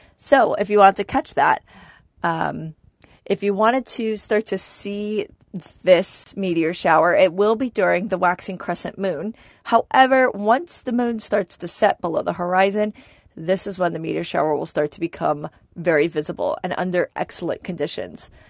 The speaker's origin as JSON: {"language": "English", "region": "New York", "country": "United States", "tie": "born or raised there", "said": "growing up in New York"}